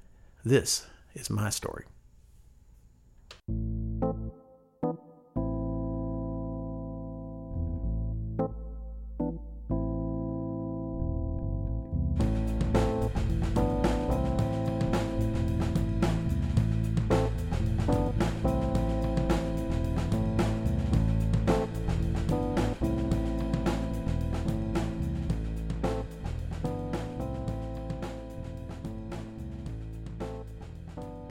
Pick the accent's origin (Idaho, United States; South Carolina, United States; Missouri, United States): Missouri, United States; Cooter; also born or lived in Waukegan, Illinois / Zion, Illinois; we would move to a small southeastern Missouri town on the border of Arkansas called Cooter. Yes, Cooter. I went to Cooter High School